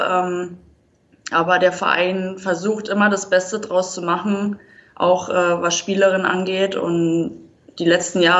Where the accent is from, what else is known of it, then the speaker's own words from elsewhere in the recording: Berlin, Germany; born there; now in Wiesbaden, Germany; Also, so wirklich Hessen würde ich mich jetzt nicht äh, einschätzen. Also, für mich blutet immer noch Berlin. Da will ich auch wieder zurück.